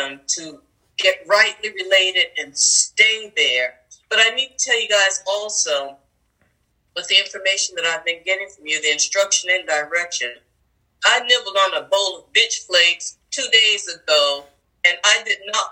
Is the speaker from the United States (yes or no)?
yes; New Jersey, United States; now in Arizona, United States; I'm in Arizona. I'm done being with a mink coat. I'm from New Jersey